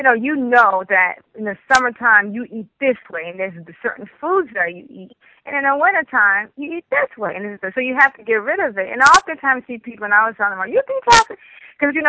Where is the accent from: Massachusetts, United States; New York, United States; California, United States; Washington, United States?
New York, United States; Growing up in New York